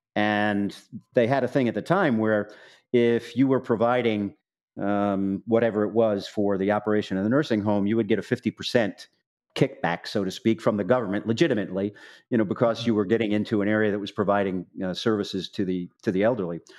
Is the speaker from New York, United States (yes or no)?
yes; New York City, New York, United States; also born or lived in Manhattan / Southern Illinois University; we're from Staten Island originally